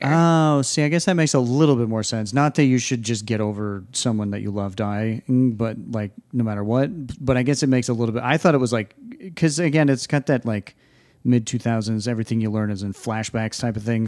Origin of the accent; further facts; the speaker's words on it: New England, United States; we're from the New England area